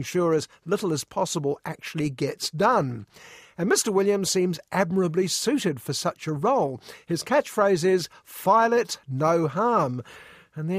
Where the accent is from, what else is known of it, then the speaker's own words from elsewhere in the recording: Guildford, South East England, United Kingdom; someone who arrived in Guildford, Surrey at the age of 5